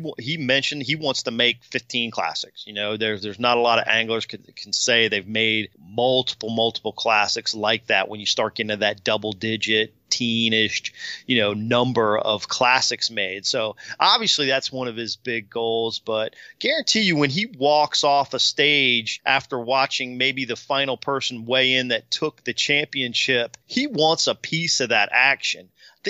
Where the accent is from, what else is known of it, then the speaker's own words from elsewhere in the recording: Virginia, United States; Where I grew up in Virginia, Kurt Lytle was running one of those like